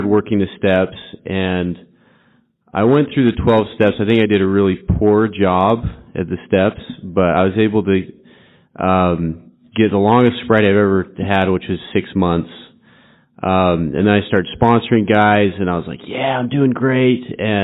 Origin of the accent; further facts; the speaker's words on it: Utah, United States; I'm from Utah